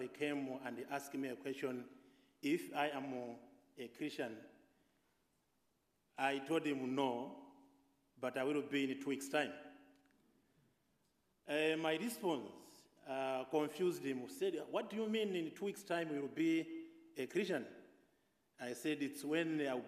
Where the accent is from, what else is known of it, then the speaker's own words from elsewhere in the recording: Malawi; I'm coming from Malawi, Africa